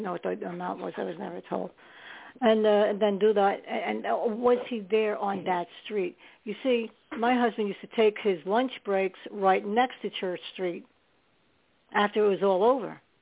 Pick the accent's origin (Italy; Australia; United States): United States; New York City, New York; I was born in New York, but I lived mostly in Staten Island